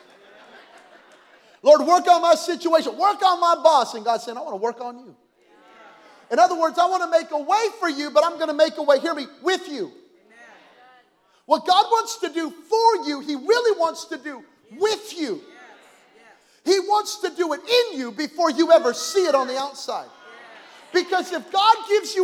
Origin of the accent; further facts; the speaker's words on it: Belen, New Mexico, United States; I'm from Belen, New Mexico.